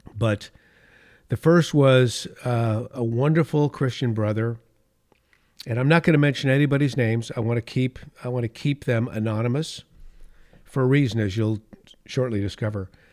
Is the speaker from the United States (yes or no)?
yes; California, United States; my home state of California, the state of my birth